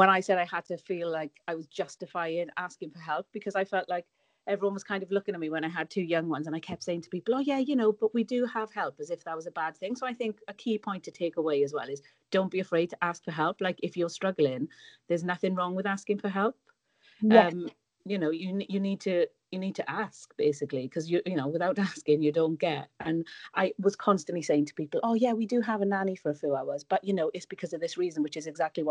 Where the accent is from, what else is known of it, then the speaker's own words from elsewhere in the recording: Wales, United Kingdom; moved away; you might be able to tell from my accent, but I'm from Wales, so all my family are in Wales, and I found it really tough to be away from them